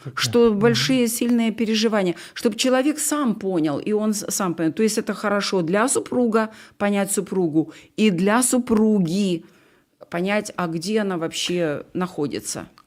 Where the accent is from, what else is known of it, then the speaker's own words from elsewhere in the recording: Ukraine; я украинка